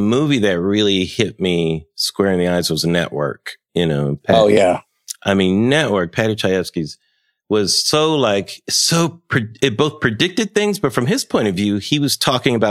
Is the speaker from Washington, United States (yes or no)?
no; Pomona, California, United States; I grew up in Los Angeles. My parents are from Chicago, but I grew up in Pomona